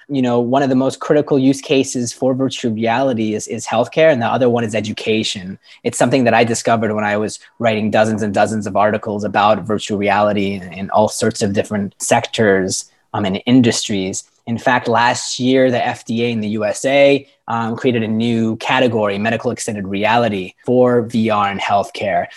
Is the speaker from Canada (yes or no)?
yes; Canada; moved away as an adult; now in Lisbon, Portugal; I am a Canadian expat. I'm living in Portugal and in, in Lisbon